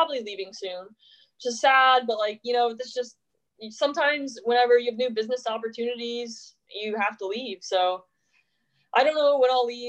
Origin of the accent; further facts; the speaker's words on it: Alabama, United States; I'm from Alabama, but I'm not a typical Alabamian